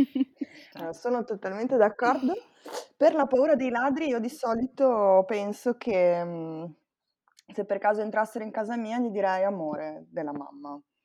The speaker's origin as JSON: {"language": "Italian", "town": "Pigozzo", "country": "Italy", "tie": "born or raised there", "said": "quando ero ragazzina vivevo a Pigozzo, che per chi non lo sapesse è un paese in culo ai lupi"}